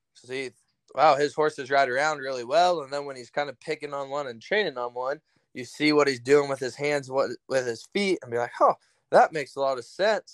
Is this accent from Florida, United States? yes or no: no; Salem, Oregon, United States; now in Broadus, United States; I grew up in the capital of Oregon, Salem.